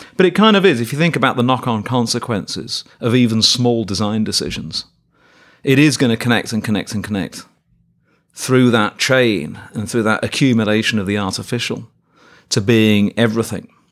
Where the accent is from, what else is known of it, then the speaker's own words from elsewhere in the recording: Birmingham, West Midlands, United Kingdom; moved away as an adult; now in Davis, United States; my hometown of Birmingham in England